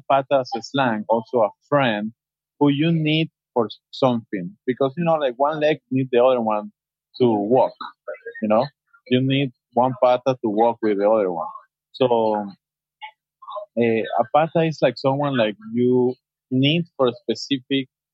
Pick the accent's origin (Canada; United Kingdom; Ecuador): Ecuador; now in Hawaii, United States; for us in Ecuador